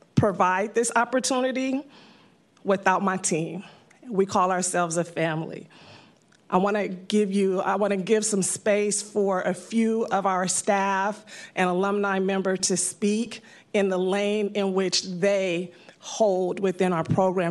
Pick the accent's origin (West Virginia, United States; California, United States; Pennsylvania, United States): California, United States; San Francisco; I am a native San Franciscan I grew up in the Fillmore District